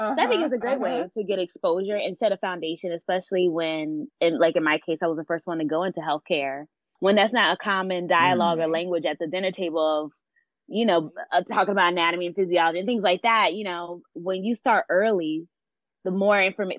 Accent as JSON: {"language": "English", "region": "Delaware", "country": "United States", "tie": "born or raised there", "said": "I came from Delaware. My dad was military, so we traveled a lot. So I call myself a global citizen. So I'm not going to claim Delaware as my place. But once we settled down and we got stationed in Delaware"}